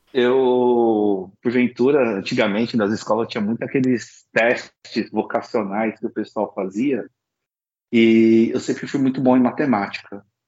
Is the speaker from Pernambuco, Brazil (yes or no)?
no; Osasco, São Paulo, Brazil; Eu sou chinês de Osasco